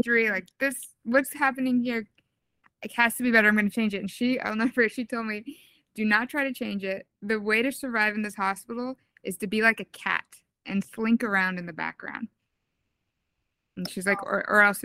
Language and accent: English; Southern California and Maui, Hawaii, United States; moved away as an adult; also born or lived in New York City; I grew up in Southern California and Hawaii on the island of Maui